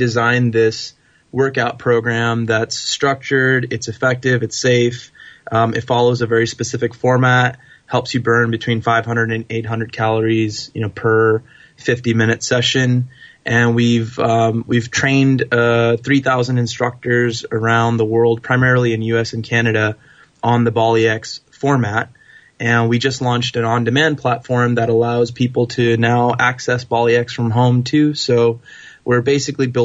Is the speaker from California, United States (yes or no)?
yes; California, United States; I was born and raised in the States, in California, and you know, both of my parents were immigrants to this country from India